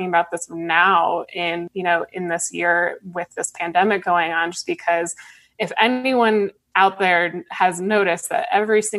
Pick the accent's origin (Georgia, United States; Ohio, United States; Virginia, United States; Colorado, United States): Colorado, United States; I grew up in Colorado